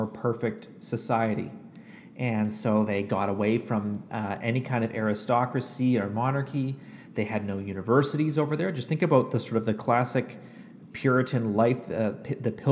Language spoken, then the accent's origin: English; Canada; also born or lived in United States; now in Ottawa, Canada; I am a Canadian who went to seminary in the United States